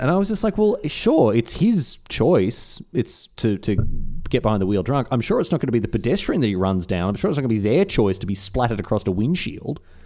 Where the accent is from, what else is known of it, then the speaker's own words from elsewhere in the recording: Australia; as an Australian